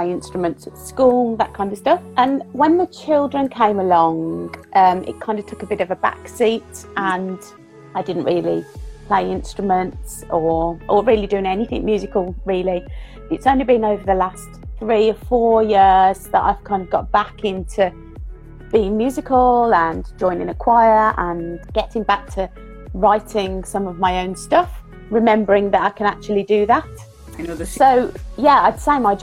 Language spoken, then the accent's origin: English; Birmingham, West Midlands, United Kingdom; if you haven't gathered from the accent, I'm from Birmingham in the UK.